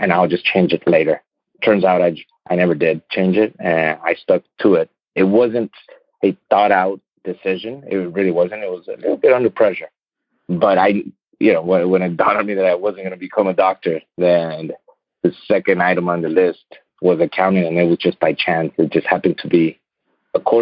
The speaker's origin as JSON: {"language": "English", "town": "Laredo", "region": "Texas", "country": "United States", "tie": "born or raised there", "said": "I was born in Laredo, Texas, and was raised on both Laredo and Nuevo Laredo, Mexico, which is the Mexican side of the border."}